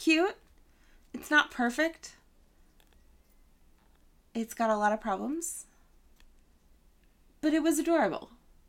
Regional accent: Massachusetts, United States; I grew up in Massachusetts.

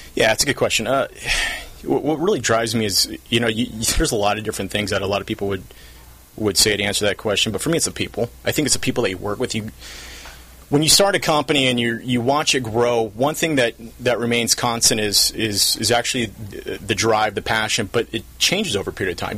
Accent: South Orange County, California, United States; I'm from South Orange County. Grew up here when it was far different.

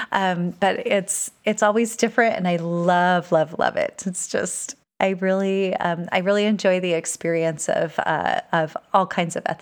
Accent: California, United States; also born or lived in Malaysia / Utah / Virginia; now in Texas, United States; that my life has been shaped by all of the places that I've lived, including growing up in California, uh, a little uh, two years in Malaysia, Utah, Virginia, and now Texas.

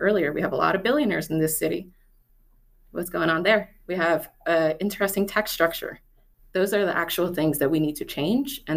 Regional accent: Washington, District of Columbia, United States; now in Seattle, United States; I'm not from here. I'm from the DC area.

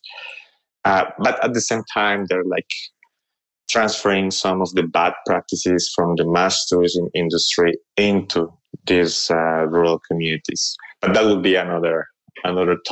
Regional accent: Colombia; moved away as an adult; also born or lived in Paris, France; I grew up in Colombia, actually. When I was 18 years old, I moved to Europe to study.

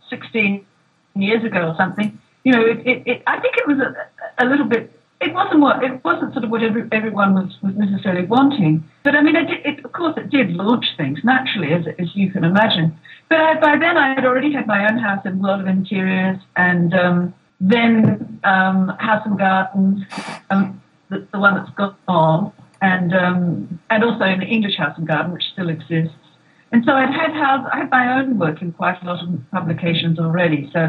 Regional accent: Australia; now in Los Angeles, United States; Australian. So we had to make a decision where we were going to live.

